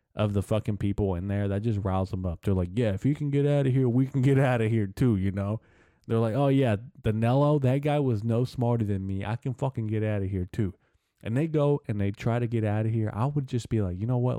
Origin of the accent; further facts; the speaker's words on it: Arkansas, United States; I'm from Arkansas